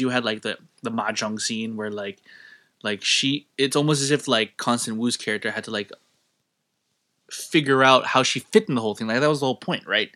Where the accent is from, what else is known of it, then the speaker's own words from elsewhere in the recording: Philippines; my home country